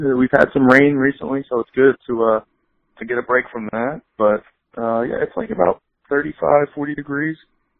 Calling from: Marlton, New Jersey, United States; Calling you from Marlton, New Jersey. That's where I live.

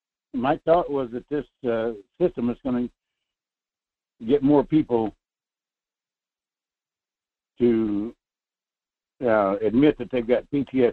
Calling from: North Pole, Alaska, United States; Good morning, Michael. … in North Pole, Fairbanks area.

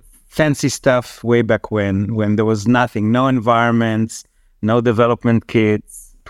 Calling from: Tel Aviv, Tel Aviv District, Israel; Calling in from sunny Tel Aviv in Israel.

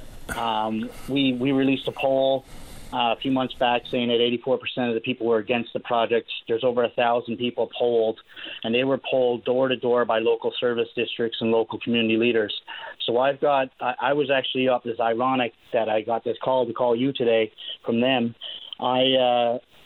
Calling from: Stephenville, Newfoundland and Labrador, Canada; I'm actually calling from Stephenville, not Port of Port

